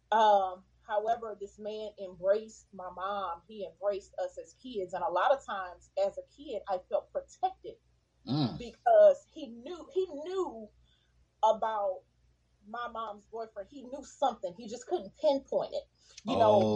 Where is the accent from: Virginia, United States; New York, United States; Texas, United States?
Texas, United States; Houston; growing up in Texas